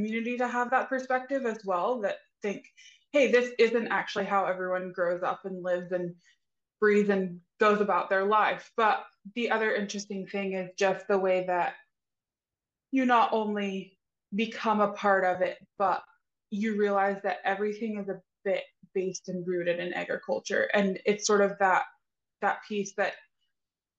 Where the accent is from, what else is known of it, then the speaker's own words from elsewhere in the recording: East Tennessee, United States; So I am actually a native Tennessee girl, East Tennessee. So I am born and bred and raised and live here.